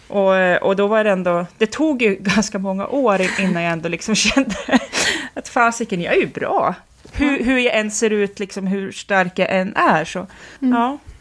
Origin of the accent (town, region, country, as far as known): Jämtland, Sweden; born or raised there; also born or lived in Västerås